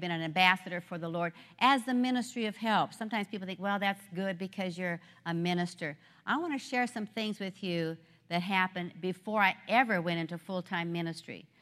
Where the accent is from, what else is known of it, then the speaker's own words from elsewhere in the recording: Nebraska, United States; I grew up in Nebraska. I am a corn husker.